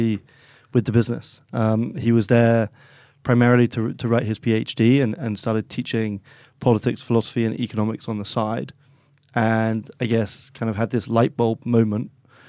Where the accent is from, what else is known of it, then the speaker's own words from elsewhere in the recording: Oxford, South East England, United Kingdom; accent: English; So I speak with an English accent. I'm one of five kids, all born and raised in Oxford.